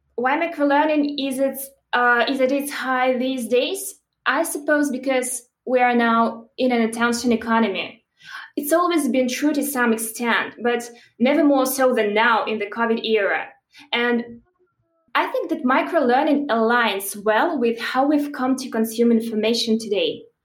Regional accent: Belarus; moved away as an adult; originally I'm from Belarus, and that's where I started my career

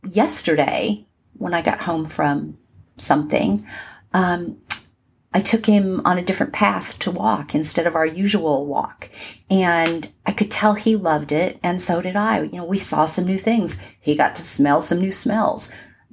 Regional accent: Southern California, United States; moved away as an adult; now in Atlanta, United States; where I grew up in Southern California

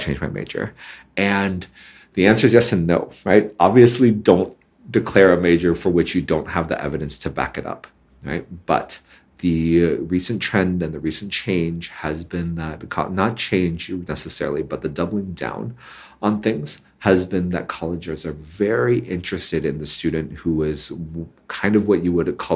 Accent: Hong Kong; when I was growing up in Hong Kong

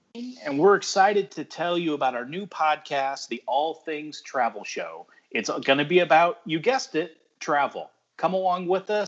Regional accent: Indiana, United States; I'm from the Midwest, Indiana, and I'm a dad who loves to travel.

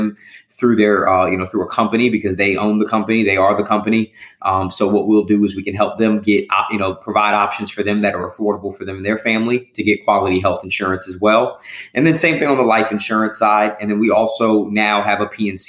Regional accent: Winter Garden, Florida, United States; also born or lived in Bronx, New York / Clearwater, Florida; I was a Winter Garden kid. So I lived in Winter Garden, went to high school in Winter Garden

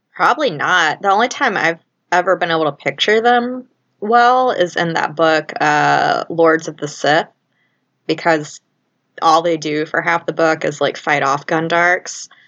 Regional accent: Louisiana, United States; moved away as an adult; now in Chicago, United States; I'm from Louisiana, been up in Chicago on and off for the past decade plus

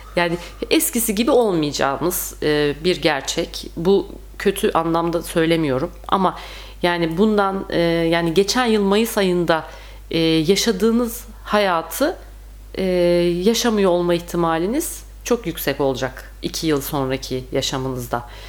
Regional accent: Turkey; biz Türkler

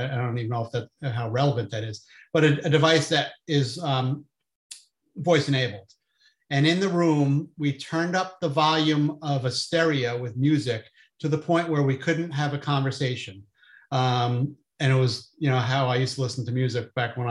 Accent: New Jersey, United States; I'm from New Jersey

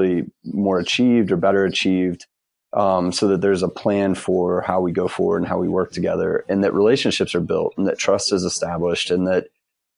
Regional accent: Ohio, United States; moved away as an adult; now in Durham, United States; I grew up in Ohio

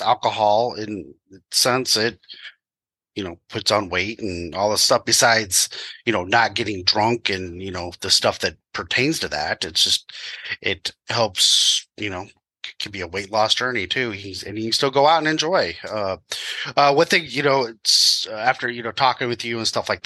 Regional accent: Midwest, United States; I will call it pop because I'm from the Midwest

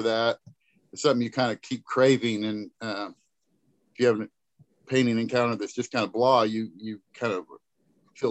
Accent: Kansas City, United States; I grew up in Kansas City area, and actually my family's from there.

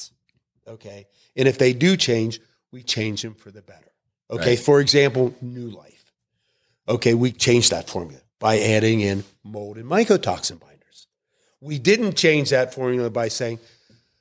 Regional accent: Pennsylvania, United States; I am from Pennsylvania

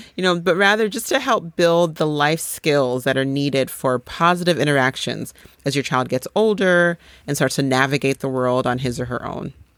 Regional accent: Boulder, Colorado, United States; also born or lived in Nigeria; we moved from Nigeria to Boulder, Colorado when I was five years old.

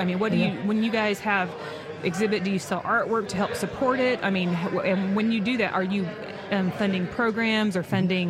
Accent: United States; I was born in America. My parents got me through school. I've raised my kids here.

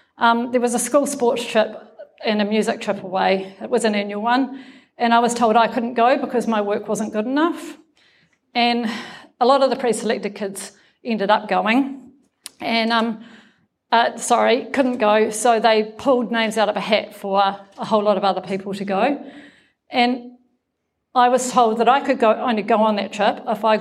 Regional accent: Nelson, New Zealand; I come from Nelson, right? Nelson's not a very big town

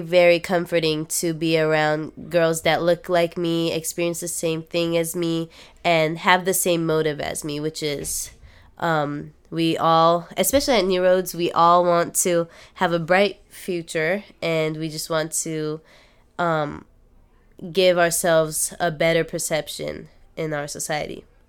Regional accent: Japan; also born or lived in United States; now in Los Angeles, United States; I grew up in Japan

